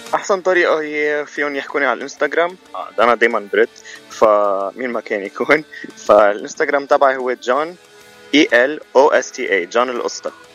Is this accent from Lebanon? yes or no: yes; Zahle, Beqaa, Lebanon; moved away as an adult; now in United States; انا من لبنان من زحله وإلي بامريكا سنتين ونص